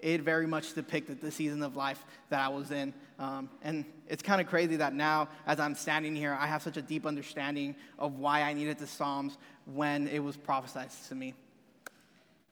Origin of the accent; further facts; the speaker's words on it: Rio Grande Valley, Texas, United States; moved away as an adult; now in Memphis, United States; I am from Texas. I'm from this little bitty part down south. Past San Antonio, there's a little area called the Rio Grande Valley